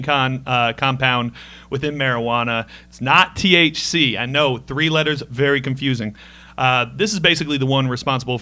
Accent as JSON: {"language": "English", "region": "Indiana", "country": "United States", "said": "I'm from Indiana"}